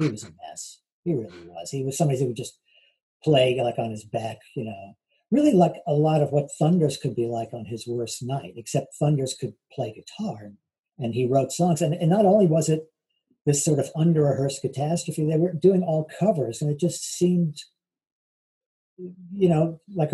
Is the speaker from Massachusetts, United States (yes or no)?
no; New York, United States; also born or lived in Boston; I was from New York. I was born in New York, went there 77, 78 for college, hated it, came back the end of 78.